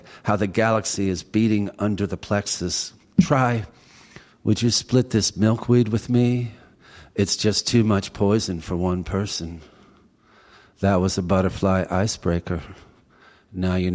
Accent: Washington, District of Columbia, United States; also born or lived in Westminster, Maryland; now in Maryland, United States; I was born in Westminster, but then we went back to Southwest Washington, where both of their families had lived for many years

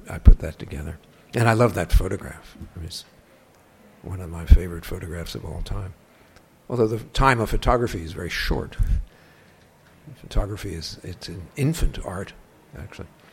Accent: Perth Amboy, New Jersey, United States; the beach at Perth Amboy, which is my hometown, Perth Amboy, New Jersey

